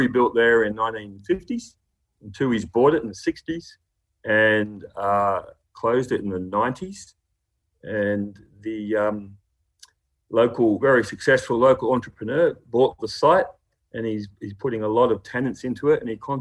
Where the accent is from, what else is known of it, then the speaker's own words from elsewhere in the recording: Bathurst, New South Wales, Australia; I grew up in Bathurst.